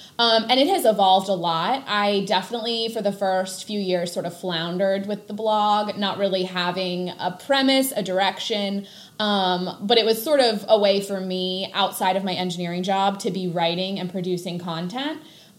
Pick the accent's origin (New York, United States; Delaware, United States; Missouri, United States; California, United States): Delaware, United States; also born or lived in Gulf Coast of Mississippi / Pennsylvania; I am not a Delaware native. Little known fact, I was actually born on the Gulf Coast of Mississippi and did not move to Delaware until I was 5. So I was raised Delaware, but not born Delaware.